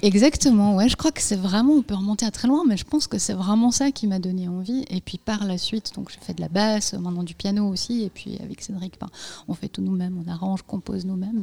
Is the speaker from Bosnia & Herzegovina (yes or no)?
yes; Bosnia & Herzegovina; moved away; j'en parle une, puisque je suis née en Bosnie-Herzégovine